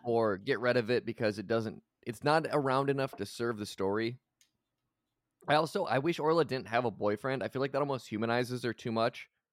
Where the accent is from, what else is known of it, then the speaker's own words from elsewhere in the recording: United States; I am from the United States.